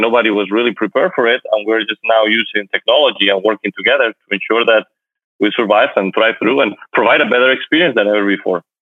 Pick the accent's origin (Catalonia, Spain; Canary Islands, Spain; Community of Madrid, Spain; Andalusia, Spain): Community of Madrid, Spain; Madrid; moved away as an adult; also born or lived in United States; now in Miami, United States; I'm from Madrid, Spain, and I moved to the United States few years ago